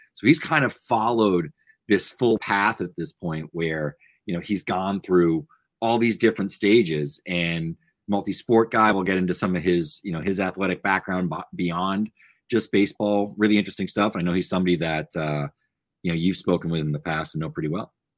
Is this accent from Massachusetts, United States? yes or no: yes; Massachusetts, United States; the two of us, you know, growing up in Massachusetts